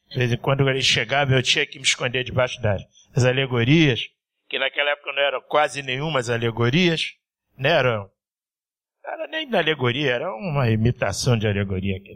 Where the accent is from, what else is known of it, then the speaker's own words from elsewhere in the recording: Rio de Janeiro, Brazil; É, sou nascido e criado em Mangueira. É, minha mãe era baiana da Mangueira.